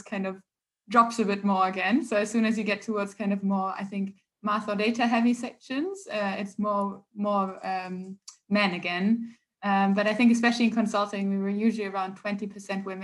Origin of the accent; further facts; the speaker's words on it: Germany; now in England, United Kingdom; I'm originally from Germany.